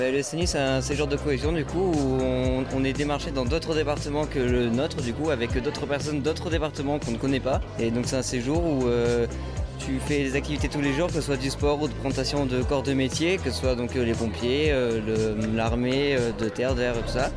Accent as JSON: {"language": "French", "town": "Bordeaux", "region": "Nouvelle-Aquitaine", "country": "France", "said": "je viens pas du tout d'ici. Hein. je suis sur agent du coup là aujourd'hui et je viens de Bordeaux"}